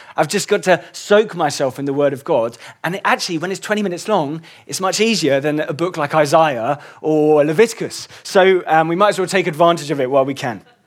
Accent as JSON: {"language": "English", "region": "England", "country": "United Kingdom", "tie": "born or raised there", "said": "I was born in England"}